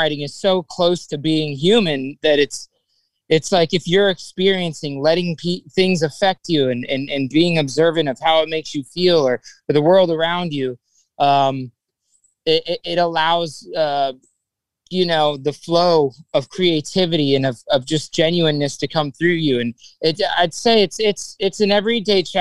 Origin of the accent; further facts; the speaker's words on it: South Florida, United States; growing up in South Florida, you know, there's just, it's a melting pot of culture